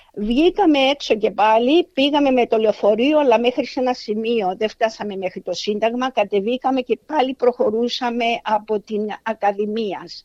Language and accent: Greek; Cyprus; moved away as an adult; also born or lived in Athens, Greece; now in Australia; κατάγομαι από Κύπρο. Λοιπόν, έζησα τα παιδικά μου χρόνια την εποχή της Αγγλοκρατίας.